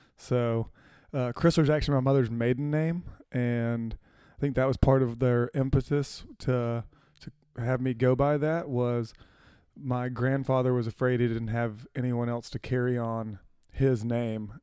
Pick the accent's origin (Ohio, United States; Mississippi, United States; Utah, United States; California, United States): Mississippi, United States; Florence; moved away as an adult; also born or lived in Chattanooga; I grew up in Florence, Mississippi